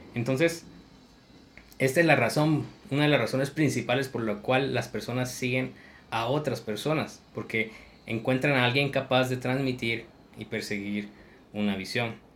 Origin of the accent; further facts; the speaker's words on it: Guatemala; la impuntualidad es, parte de nuestra cultura y es un pensamiento limitante, creer de que el guatemalteco tiende a ser impuntual